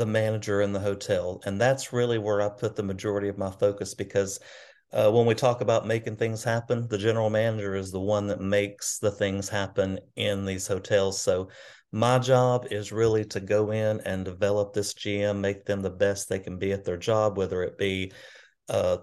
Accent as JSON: {"language": "English", "town": "Arab", "region": "Alabama", "country": "United States", "tie": "born or raised there", "lives_now": "Gadsden, United States", "said": "I grew up in North Alabama, in a town called Arab, Alabama, about population about 7,000 maybe. So small hometown"}